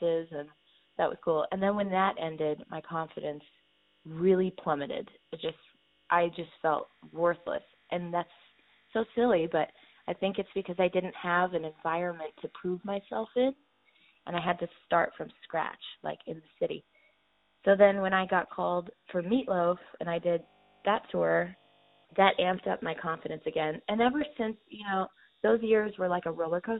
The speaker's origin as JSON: {"language": "English", "region": "Iowa", "country": "United States", "said": "I was from Iowa"}